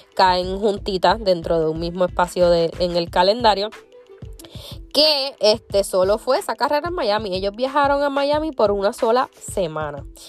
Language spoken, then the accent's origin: Spanish; Puerto Rico; como buena puertorriqueña